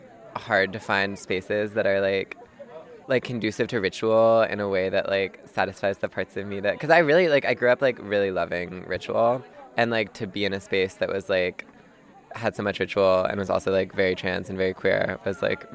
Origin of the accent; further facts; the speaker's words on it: Berkeley, California, United States; now in New York City, United States; I'm from Berkeley, California, but I'm living in New York City right now. I was raised like observant and like I'm trans